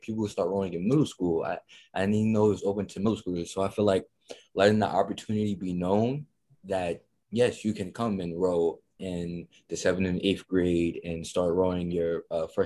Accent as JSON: {"language": "English", "town": "Irvington", "region": "New Jersey", "country": "United States", "said": "we're both from Irvington"}